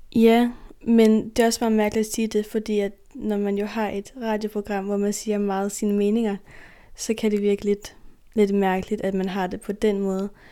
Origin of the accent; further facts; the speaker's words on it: Faroe Islands; Vi har jo nogle traditioner her